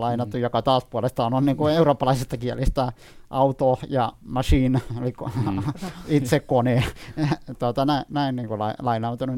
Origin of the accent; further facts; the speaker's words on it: Iraq; Finnish is a second language; now in Finland; Mä olen syntynyt Irakissa